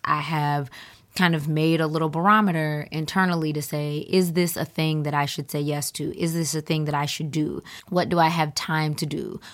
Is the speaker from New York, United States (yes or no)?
no; Atlanta, Georgia, United States; moved away; I'm originally from Atlanta